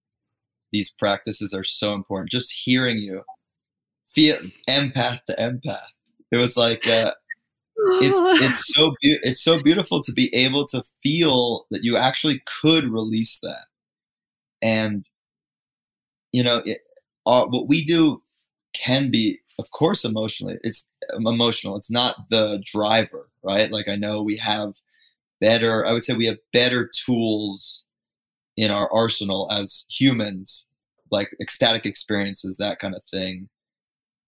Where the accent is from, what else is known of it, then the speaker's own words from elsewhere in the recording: Fairfield County, Connecticut, United States; I grew up in Fairfield County, Connecticut, which is like this suburbia, New York, rich place, right?